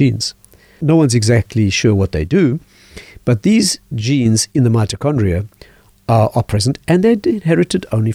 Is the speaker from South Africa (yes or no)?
yes; South Africa; I was raised in South Africa